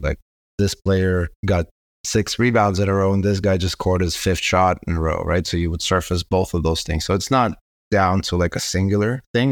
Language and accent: English; Israel; also born or lived in Kazakhstan; I immigrated to Israel when I was nine